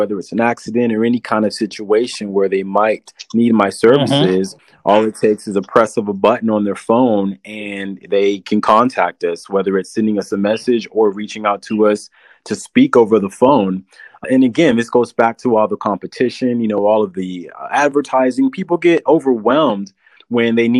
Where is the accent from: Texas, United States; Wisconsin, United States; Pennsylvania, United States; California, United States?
Texas, United States; San Antonio; I'm from San Antonio and I wanted to give back to the city that raised me, the city that I love